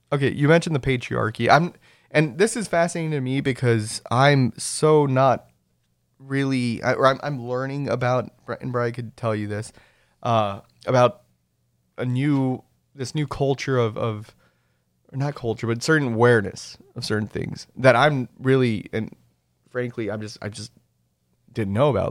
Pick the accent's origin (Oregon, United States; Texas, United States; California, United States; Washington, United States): Texas, United States; Rio Grande Valley; also born or lived in Saint Charles, Missouri; by virtue of where I was raised, I'm, I'm from the Rio Grande Valley